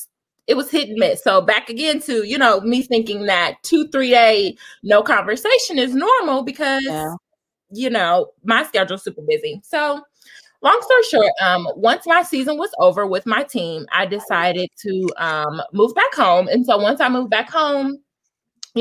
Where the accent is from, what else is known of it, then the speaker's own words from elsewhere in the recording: Indiana, United States; I am from Indiana